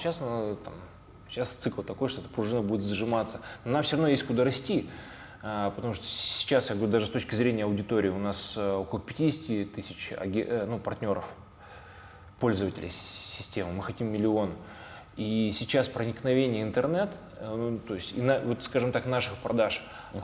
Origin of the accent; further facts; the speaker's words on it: Tyumen, Tyumen Oblast, Russia; мы находились в Тюмени и Тюменской mm-hmm. области